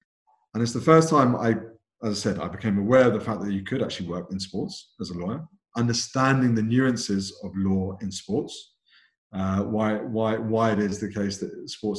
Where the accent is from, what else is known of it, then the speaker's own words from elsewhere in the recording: London, United Kingdom; born and brought up in London. From a British Asian background